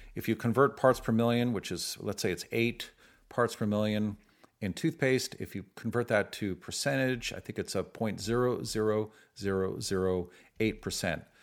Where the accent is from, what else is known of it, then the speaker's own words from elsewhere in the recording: San Francisco, California, United States; I grew up in San Francisco